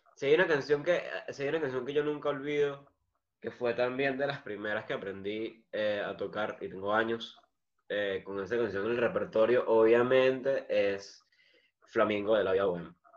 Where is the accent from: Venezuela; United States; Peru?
Venezuela; yo soy venezolano